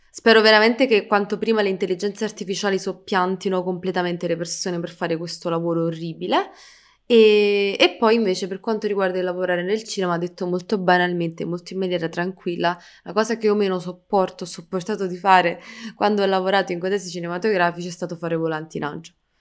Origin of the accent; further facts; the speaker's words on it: Italy; sono nata qui in Italia